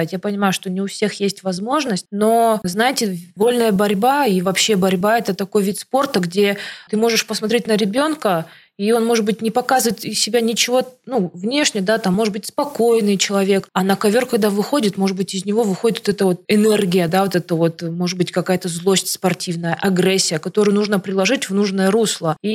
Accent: Siberia, Russia; now in Moscow, Russia; потому что я из Сибири, из маленького городка переехала в Москву и, грубо говоря, своими руками и ногами делать свою жизнь.

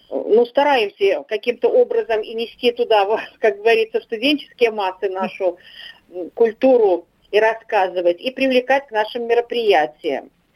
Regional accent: Barysaw, Minsk Region, Belarus; now in Moscow, Russia; моей малой родиной или второй моей родиной, или первой, наверно, где я родилась

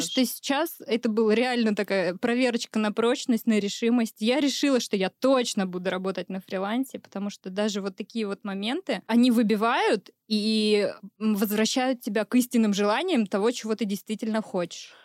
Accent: Uryupinsk, Volgograd Oblast, Russia; родилась-то я в Урюпинске

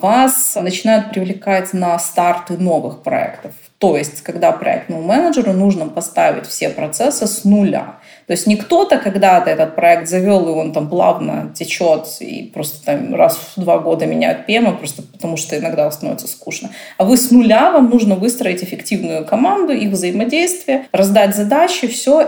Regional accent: Odesa, Odesa Oblast, Ukraine; born or raised there; also born or lived in Germany

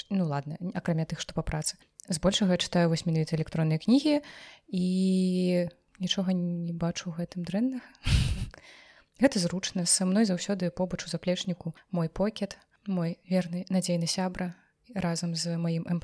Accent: Belarus; я беларуска ж

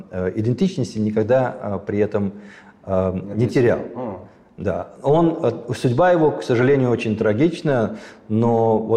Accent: Armenia; Мне кажется, это гораздо важнее и сильнее, чем если бы я как армянин занимался пропагандой армянского балета

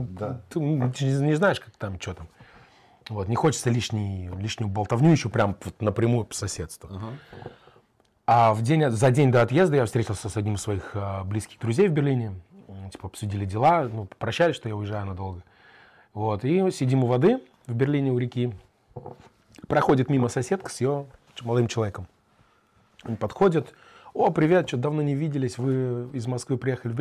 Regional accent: Kazakhstan; also born or lived in Germany; now in Moscow, Russia; я вообще там еврей из Казахстана, живу в Германии

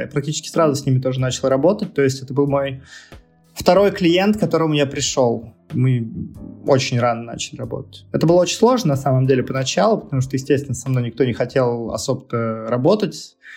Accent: Nizhny Novgorod, Nizhny Novgorod Oblast, Russia; moved away; нахожусь сейчас в Нижнем Новгороде, э, у себя на малой родине

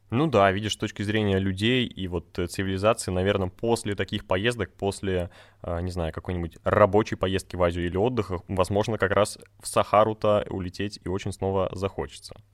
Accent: Republic of Karelia, Russia; я тоже сам из Карелии

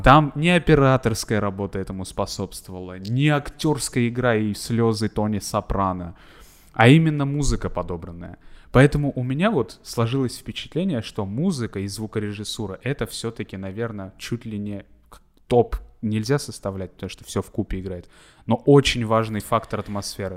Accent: Armenia; я просто как армянин говорю

